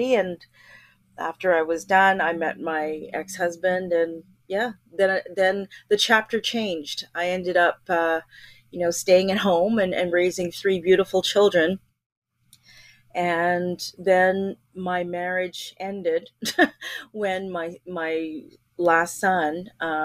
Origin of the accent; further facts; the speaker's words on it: Montreal, Quebec, Canada; moved away as an adult; also born or lived in Ontario; I loved growing up in Montreal